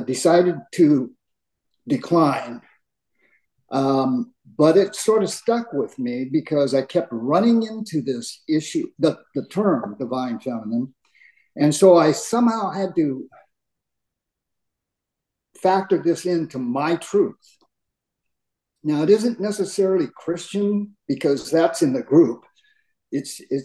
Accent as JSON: {"language": "English", "country": "United States", "tie": "born or raised there", "said": "I grew up in America, in the United States, my parents both were born in the United States. My grandparents immigrated from Japan"}